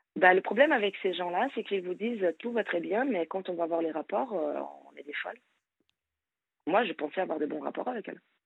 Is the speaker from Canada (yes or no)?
no; Brazil; moved away as an adult; now in France; je suis brésilienne